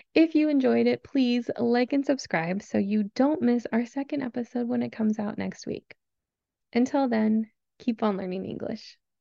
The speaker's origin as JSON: {"language": "English", "region": "Southern California", "country": "United States", "tie": "born or raised there", "said": "I was born and raised in Southern California, where I currently live"}